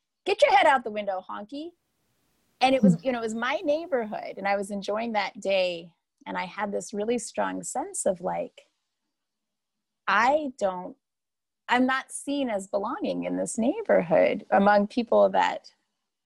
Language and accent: English; United States; being a person born in the United States in the, you know, late 1970s